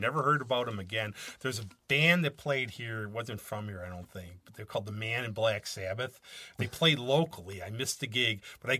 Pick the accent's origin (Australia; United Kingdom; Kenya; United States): United States; being, like, an American